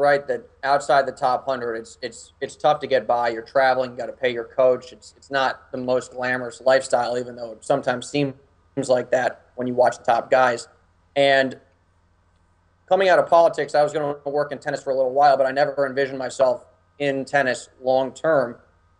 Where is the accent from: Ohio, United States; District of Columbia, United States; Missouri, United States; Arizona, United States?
District of Columbia, United States; Washington; I'm from Washington, D.C., so everybody works in politics.